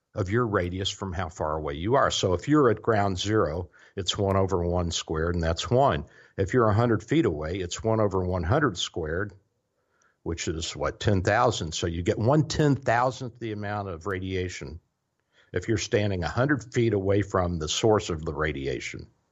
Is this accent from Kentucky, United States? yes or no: yes; Louisville, Kentucky, United States; moved away; also born or lived in Tennessee; I grew up in Louisville